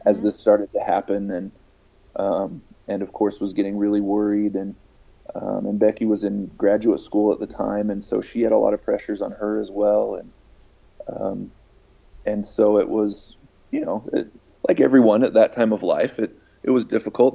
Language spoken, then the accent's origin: English; Farmington, Utah, United States; I grew up in Farmington, Utah, which is just a little bit north of Salt Lake